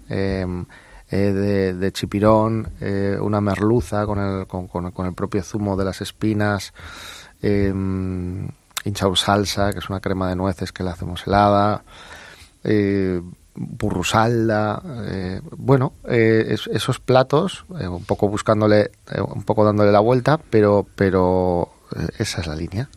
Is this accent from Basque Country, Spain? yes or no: yes; Bilbao, Basque Country, Spain; Yo soy de Bilbao